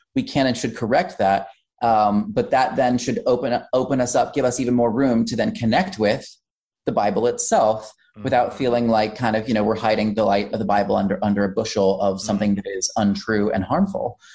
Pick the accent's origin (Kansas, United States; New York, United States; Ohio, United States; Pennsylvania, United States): Kansas, United States; Wichita; I was born and raised in Wichita, Kansas